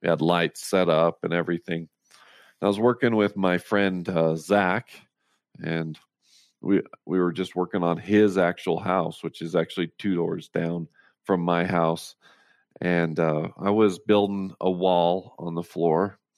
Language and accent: English; Roosevelt, Utah, United States; Yeah, I was born and raised in Roosevelt, Utah, on a dairy farm.